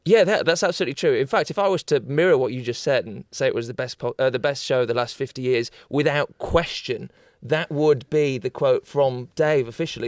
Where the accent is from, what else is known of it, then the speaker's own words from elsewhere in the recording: Yorkshire and the Humber, United Kingdom; I'm from Yorkshire